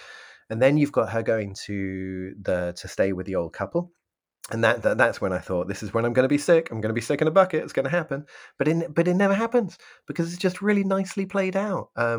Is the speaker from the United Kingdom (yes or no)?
yes; United Kingdom; I know that I'm British, but I'm just going to lump everyone in culturally together.